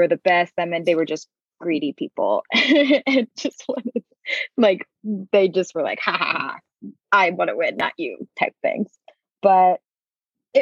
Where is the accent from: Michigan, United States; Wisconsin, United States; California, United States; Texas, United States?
Texas, United States; Houston; moved away as an adult; also born or lived in Ohio; now in Nashville, United States; Houston, where I'm from